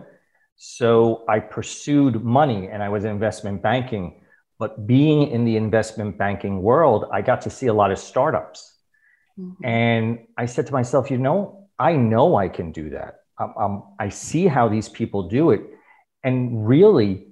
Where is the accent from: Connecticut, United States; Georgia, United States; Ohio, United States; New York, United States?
New York, United States; New York City; moved away as an adult; also born or lived in Abu Dhabi, United Arab Emirates / Dubai, United Arab Emirates; I'm a New Yorker. Born and raised? Born and raised